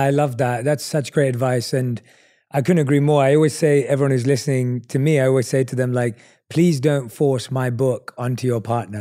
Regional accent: London, United Kingdom; we're both from London

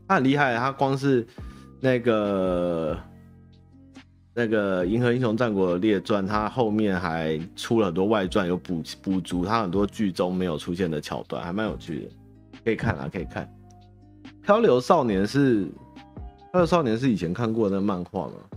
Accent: Taiwan; 关我台湾人什么事嘛

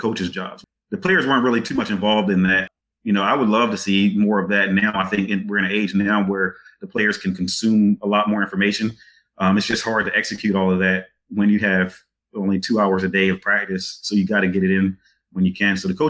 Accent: Eastern Shore, Maryland, United States; moved away; growing up on the Eastern Shore in that time period that I was

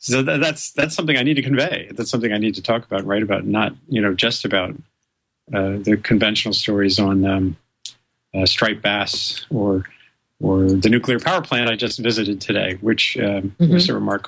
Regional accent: Rhode Island, United States; I grew up loving science. I grew up in Rhode Island, and I think my first real experiences of sort of wonder and excitement were in the natural world

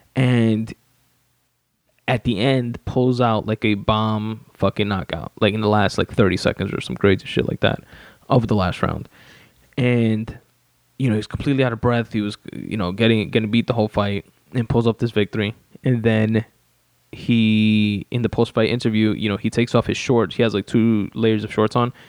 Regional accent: New York City, New York, United States; 111th Street, the street that I grew up on in Richmond Hill, Queens, New York

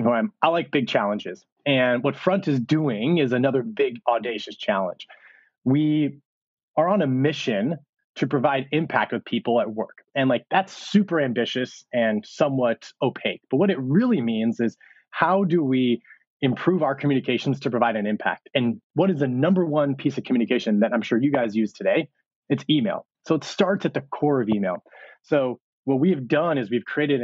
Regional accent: Bay Area, California, United States; I'm actually from the Bay Area.

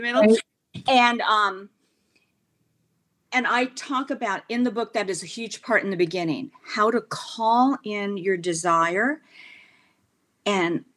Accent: New York, United States; I'm from New York

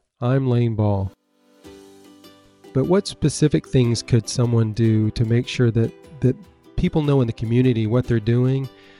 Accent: the South, United States; accent: southern; my southern accent from the States

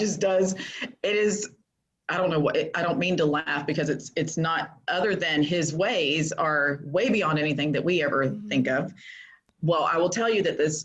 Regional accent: Florida, United States; moved away as an adult; also born or lived in Texas; I moved back to my hometown that I was never going to move back to, but I'm back here

